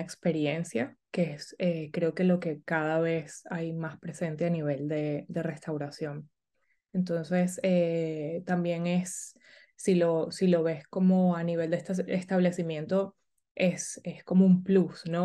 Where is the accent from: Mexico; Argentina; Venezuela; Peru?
Venezuela; Caracas, Capital District; moved away as an adult; also born or lived in Houston, United States; now in Barcelona, Spain; nací en Caracas y mm, eh, mi familia es, es italiana